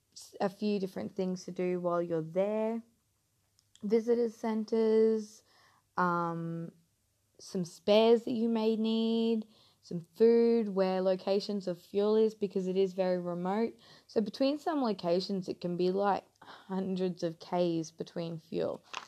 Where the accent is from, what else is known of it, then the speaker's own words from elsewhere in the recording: Mackay, Queensland, Australia; moved away as an adult; now in North Queensland, Australia; I'm originally from Mackay, down south, just a little bit down south